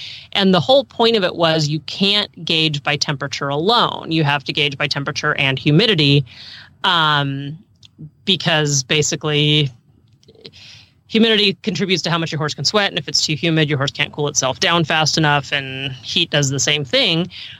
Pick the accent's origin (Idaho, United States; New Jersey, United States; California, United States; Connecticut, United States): California, United States; also born or lived in Arizona; now in Pennsylvania, United States; I grew up in California, but we spent a lot of time in Arizona.